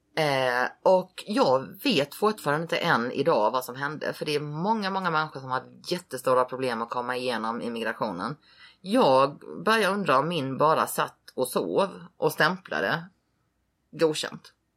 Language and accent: Swedish; Halmstad, Halland County, Sweden; moved away as an adult; also born or lived in Hawaii; now in Las Vegas, United States; jag var uppväxt i Halmstad